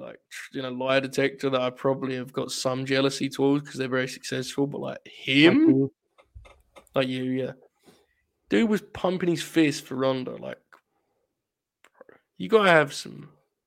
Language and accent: English; United Kingdom; I'm British